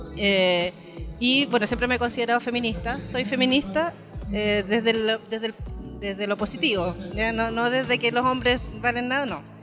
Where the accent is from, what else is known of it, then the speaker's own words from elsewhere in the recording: Puerto Montt, Los Lagos, Chile; yo vengo de la ciudad del Milcao, de la Sopaitilla, del Milcao, del Curanto. Em, en Puerto Montt tenemos este taller